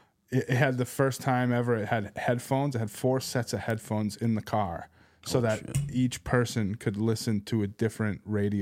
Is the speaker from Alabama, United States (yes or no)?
no; Boston, Massachusetts, United States; also born or lived in Seattle; I was born in Boston, then we lived in Seattle for a bit.